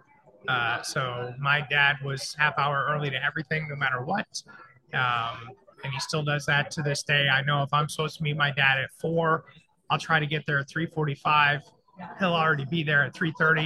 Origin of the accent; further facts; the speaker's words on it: Florida, United States; a Florida guy like me